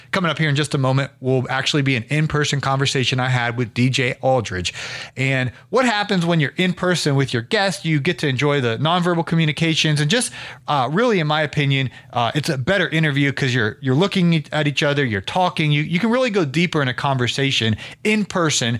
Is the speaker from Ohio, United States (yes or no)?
yes; Ohio, United States; moved away; my home state of Ohio